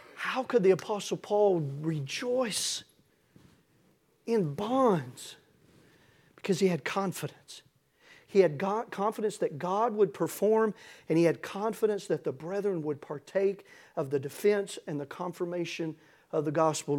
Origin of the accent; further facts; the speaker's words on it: Tennessee, United States; I'm from Tennessee